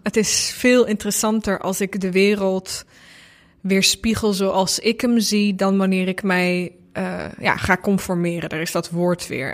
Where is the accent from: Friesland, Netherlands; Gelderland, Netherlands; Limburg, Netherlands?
Limburg, Netherlands; also born or lived in Bosnia; voormalig Joegoslavische Limburger